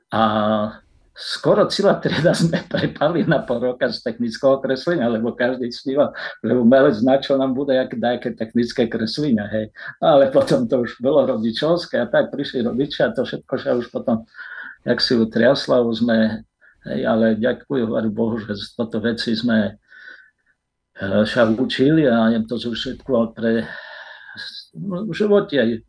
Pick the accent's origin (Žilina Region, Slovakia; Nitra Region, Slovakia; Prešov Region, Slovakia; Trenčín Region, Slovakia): Prešov Region, Slovakia; Rovné/Rostoky, Svidník district; also born or lived in Nižný Mirošov / Košice; Tak ja sa narodil v Rostokách, Eh, okresy Svidník, rovnické rodiny